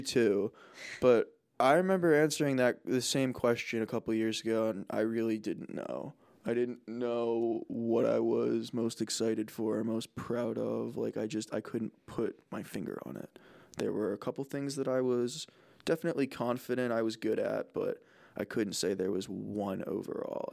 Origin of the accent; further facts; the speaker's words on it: New Jersey, United States; also born or lived in Boston; I'm a Bostonian who grew up in Jersey